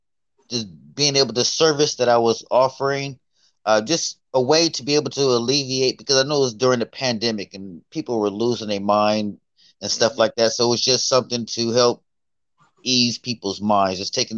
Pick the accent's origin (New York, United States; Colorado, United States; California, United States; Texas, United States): California, United States; San Diego; also born or lived in Columbus; So I'm originally from Columbus. I was born here, but my father was in the Navy and was stationed in California. So I kind of grew up in California, in San Diego.